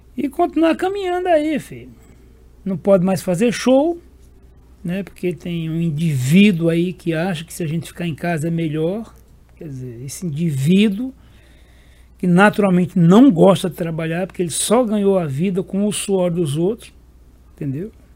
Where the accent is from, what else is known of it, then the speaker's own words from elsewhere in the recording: Serra Talhada, Pernambuco, Brazil; Serra Talhada aí, a minha terra natal